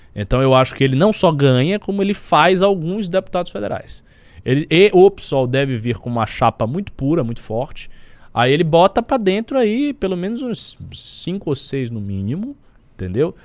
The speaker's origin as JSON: {"language": "Portuguese", "region": "Bahia", "country": "Brazil", "said": "eu não sou nenhum patriota paulista, eu sou baiano"}